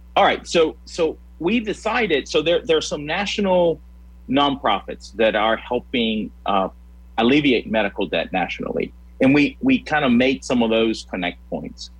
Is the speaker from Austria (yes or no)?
no; Puerto Rico; also born or lived in Louisiana; now in Lincoln, United States; I'm originally from Puerto Rico